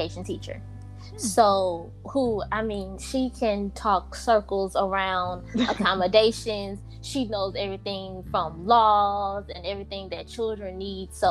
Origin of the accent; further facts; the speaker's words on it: Louisiana, United States; I am from Louisiana